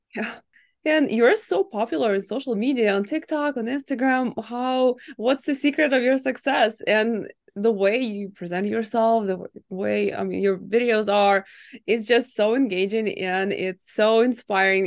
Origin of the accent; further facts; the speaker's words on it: Ukraine; moved away; I was born in Ukraine, and everyone got married early there.